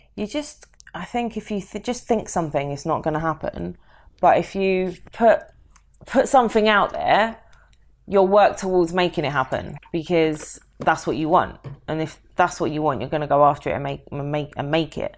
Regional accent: London, United Kingdom; moved away; I'm from London

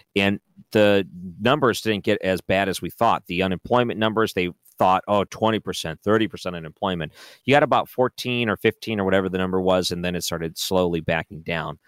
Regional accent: Detroit, Michigan, United States; when I grew up in Detroit

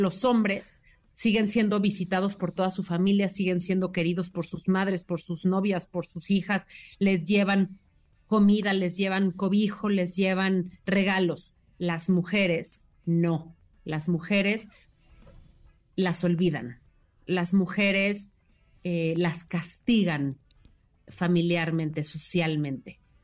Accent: Mexico

